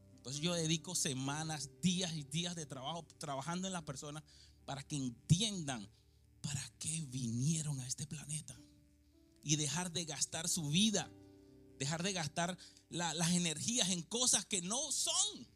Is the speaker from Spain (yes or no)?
no; Venezuela; moved away; yo nací en un barrio en Venezuela